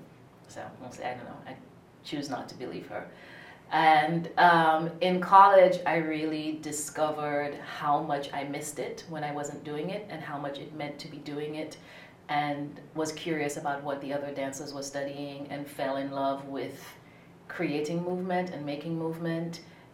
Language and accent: English; St. Lucia; moved away as an adult; now in Philadelphia, United States; I'm originally from St. Lucia in the southeastern Caribbean. I moved to the U.S. in 94 for college and have been here since